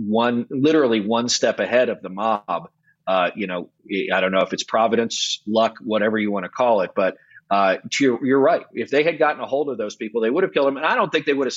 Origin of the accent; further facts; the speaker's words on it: New York, United States; being a New Yorker